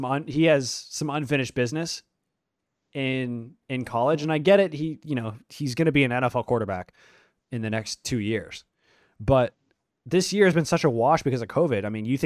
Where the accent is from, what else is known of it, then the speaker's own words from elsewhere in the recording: Atlanta, Georgia, United States; I'm going to pick the Falcons, unfortunately, because I'm from Atlanta.